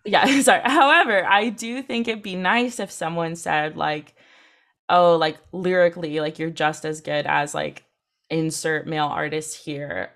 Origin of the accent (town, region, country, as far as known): Santa Cruz, California, United States; born or raised there; also born or lived in England